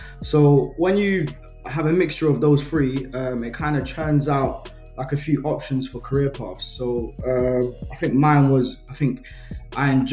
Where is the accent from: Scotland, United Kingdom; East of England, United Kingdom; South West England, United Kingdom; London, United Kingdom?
London, United Kingdom; my school growing up in Tottenham